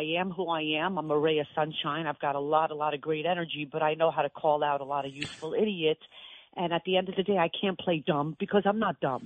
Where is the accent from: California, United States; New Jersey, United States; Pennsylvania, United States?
New Jersey, United States; Cherry Hill; born or raised there; also born or lived in Israel